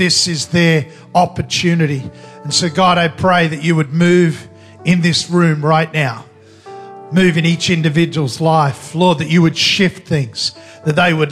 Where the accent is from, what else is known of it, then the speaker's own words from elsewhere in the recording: Australia; I come from Australia, which is pretty much Asia